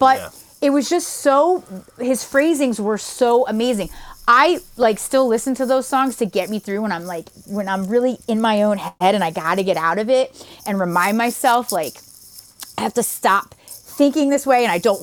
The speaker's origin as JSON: {"language": "English", "area": "right outside of Philly", "region": "Pennsylvania", "country": "United States", "tie": "born or raised there", "said": "I grew up right outside of Philly"}